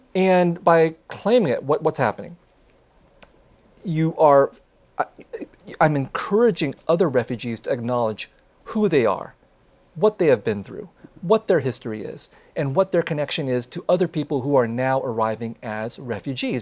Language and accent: English; San Jose, California, United States; I grew up with them in San Jose of the 1970s and 1980s